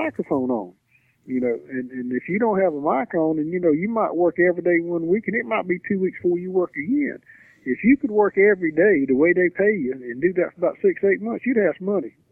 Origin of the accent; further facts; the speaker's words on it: the South, United States; We're from the South. You know, the South people are friendly people